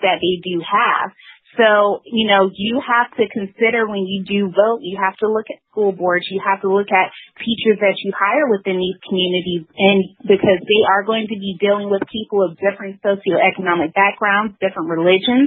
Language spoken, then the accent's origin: English; the South, United States; I'm from the South, and here we do have, you know, the history of the Civil War, the Confederacy